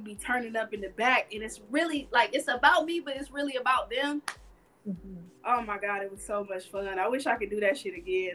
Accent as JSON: {"language": "English", "town": "Carson", "region": "California", "country": "United States", "also_born_or_lived": "Hollywood, California", "said": "I'm originally from Carson, California. I've been living here in Hollywood."}